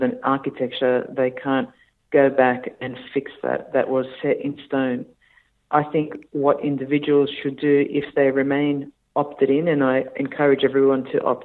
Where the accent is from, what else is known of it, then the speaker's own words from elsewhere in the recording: Australia; as an Australian